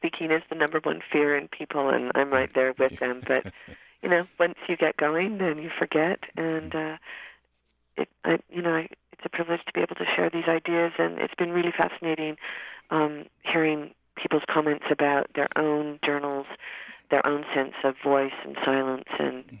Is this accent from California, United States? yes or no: yes; Riverside, California, United States; born there; Yes, I was born in Riverside, California, and my father was in the service in the Air Force, and my mother would take me to the beach almost every day